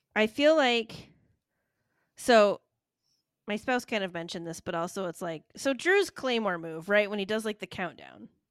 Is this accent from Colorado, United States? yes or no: no; Michigan, United States; I'm from Michigan